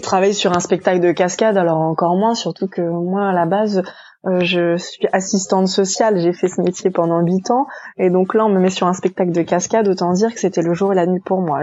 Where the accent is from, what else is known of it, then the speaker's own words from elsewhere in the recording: France; moved away as an adult; also born or lived in New York; now in China; nous Français